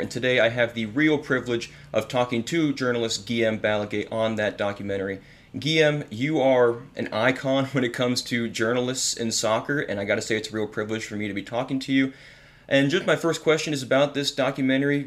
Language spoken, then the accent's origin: English; United States; as an American